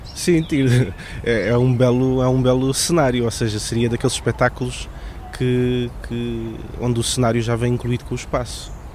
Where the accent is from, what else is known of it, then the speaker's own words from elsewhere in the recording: Algarve, Portugal; moved away as an adult; now in Lisbon, Portugal; vim do Algarve em 2003, vivi lá até aos 18 anos